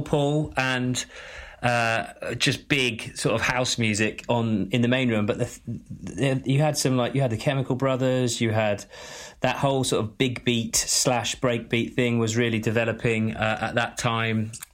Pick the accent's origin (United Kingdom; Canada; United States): United Kingdom; Glastonbury, South West England; I grew up just outside Glastonbury, uh, in the middle of nowhere